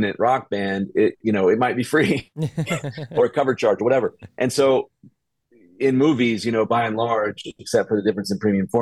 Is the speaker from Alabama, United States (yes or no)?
yes; Birmingham, Alabama, United States; I was raised in Birmingham, Alabama, which is like the buckle of the Bible Belt